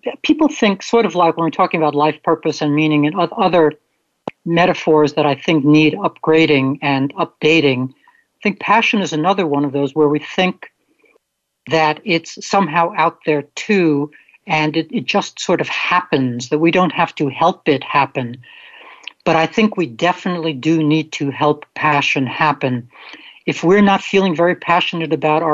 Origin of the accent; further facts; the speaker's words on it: New York City, New York, United States; near where I grew up in Brooklyn